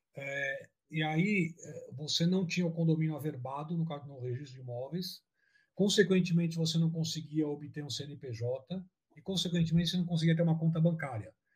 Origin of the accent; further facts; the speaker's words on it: São Paulo, Brazil; nós somos de São Paulo